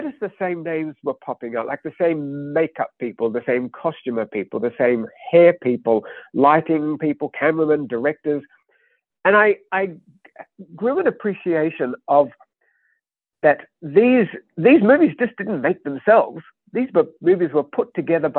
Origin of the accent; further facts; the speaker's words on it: Australia; I grew up in Australia. My childhood was the 1970s